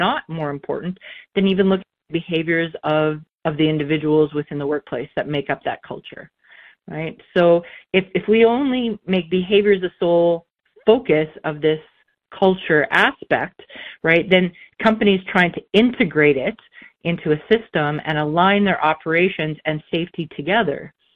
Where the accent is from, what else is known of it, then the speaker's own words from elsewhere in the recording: Saskatchewan, Canada; Good old Saskatchewan farm girl